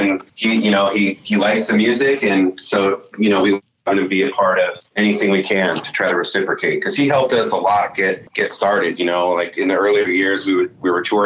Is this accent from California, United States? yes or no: yes; San Rafael, California, United States; my hometown. It's in Northern California, in San Rafael, California